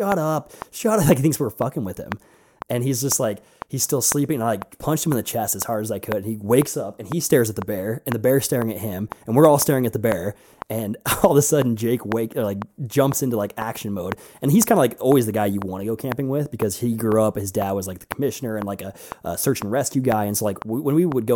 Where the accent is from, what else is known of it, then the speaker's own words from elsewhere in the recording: Montana, United States; I grew up in Montana in high school